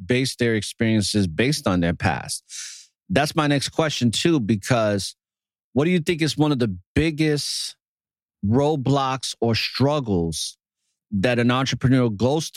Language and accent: English; New York City, New York, United States; growing up in New York City, it's a very hostile environment, especially in the era that I grew up in the Bronx.